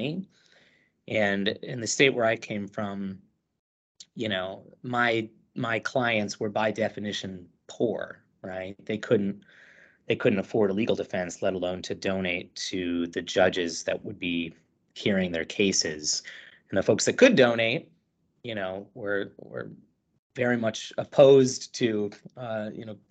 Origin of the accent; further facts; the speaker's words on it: Ohio, United States; I'm from Ohio.